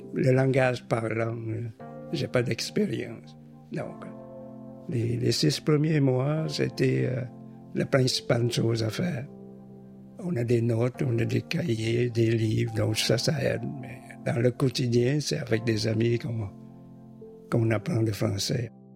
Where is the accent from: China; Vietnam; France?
Vietnam; Hanoi; moved away as an adult; also born or lived in Saigon, Vietnam / Quebec City, Canada; now in Quebec, Canada; Je suis né à Hanoï, puis euh, dans mon temps, c'était beaucoup de guerre. Donc, en 1954, quand le pays est divisé en deux, bien, ma famille est déplacée de Hanoï à Saigon.